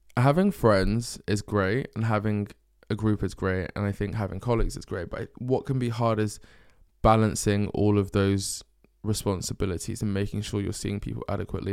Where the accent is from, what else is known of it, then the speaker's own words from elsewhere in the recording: Essex, East of England, United Kingdom; moved away as an adult; also born or lived in North London / Bristol; now in London, United Kingdom; we moved to Essex when I was, um, I think like four or five years old. And then grew up in Essex, went to a school in Essex.